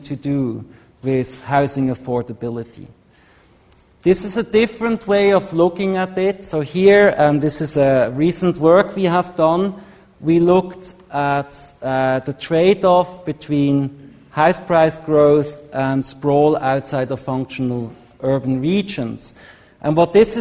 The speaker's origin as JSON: {"language": "English", "country": "Switzerland", "said": "Switzerland, my home country"}